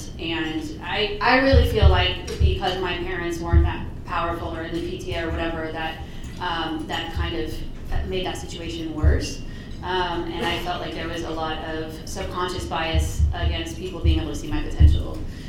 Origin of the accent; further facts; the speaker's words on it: Omaha, Nebraska, United States; So I grew up in Park Meadows Trailer Park, which is at like 105th and Ida.